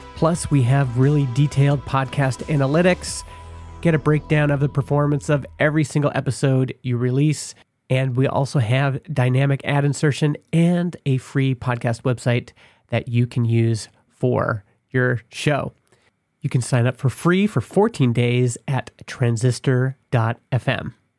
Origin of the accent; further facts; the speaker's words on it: Stony Plain, Alberta, Canada; the rollerblade scene in Stony Plain, Alberta, my hometown.